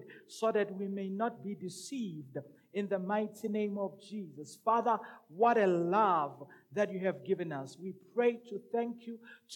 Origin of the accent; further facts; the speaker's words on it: Rustenburg, North West, South Africa; also born or lived in Madikwe / Brits; I'm from Rustenburg, village called Mabiskraal, I was also brought up, or my upbringing was also in a place called Mudikwe. Mudikwe is a village in a province called Brets. Town called Brets. The province is northwest.